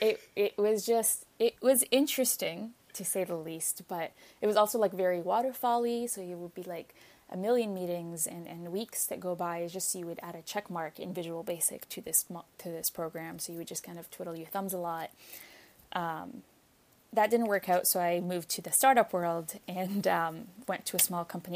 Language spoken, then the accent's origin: English; Egypt; moved away as an adult; also born or lived in Ontario, Canada; now in Canada; I didn't grow up here. I grew up in Egypt